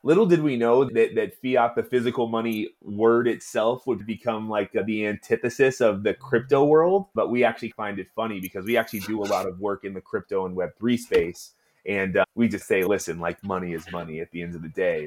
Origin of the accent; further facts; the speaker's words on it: Oakland, California, United States; I was born and raised in Oakland